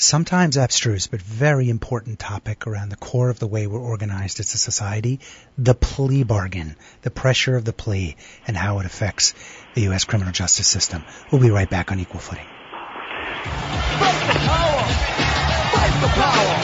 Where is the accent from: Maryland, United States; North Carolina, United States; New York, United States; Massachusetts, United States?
Massachusetts, United States; Boston; I'm from Boston